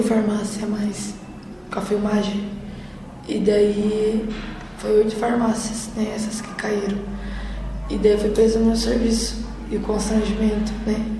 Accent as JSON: {"language": "Portuguese", "town": "Fazenda Rio Grande", "region": "Paraná", "country": "Brazil", "said": "Sou da Fazenda Rio Grande"}